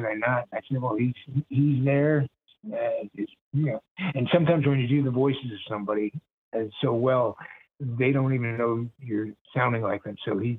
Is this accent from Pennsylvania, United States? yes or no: no; Brooklyn, New York, United States; I'm originally from Brooklyn, so I knew the different styles of talking with the New York accent.